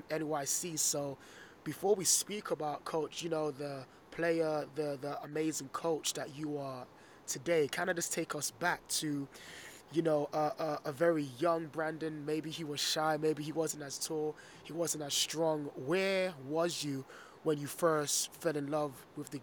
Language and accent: English; London, United Kingdom; growing up in London